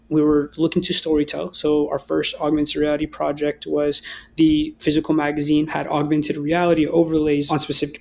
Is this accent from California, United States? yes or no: yes; Berkeley, California, United States; being from the Bay Area myself, you know, growing up in Berkeley